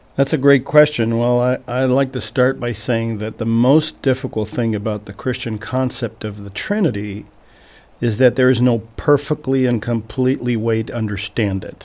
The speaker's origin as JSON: {"language": "English", "country": "Portugal", "tie": "born or raised there", "also_born_or_lived": "Vermont", "moved": "as an adult", "lives_now": "Missouri, United States", "said": "I was born and raised in Portugal"}